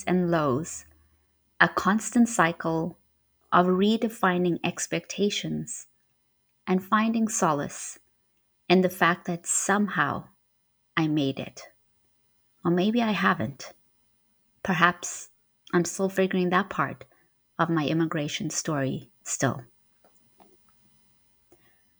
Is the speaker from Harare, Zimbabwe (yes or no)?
yes; Harare, Zimbabwe; moved away; also born or lived in Marondera; Harare was where I grew up most of my life.